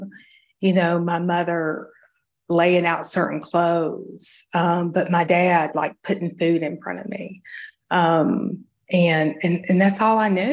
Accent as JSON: {"language": "English", "region": "Georgia", "country": "United States", "tie": "born or raised there", "said": "I grew up in Georgia"}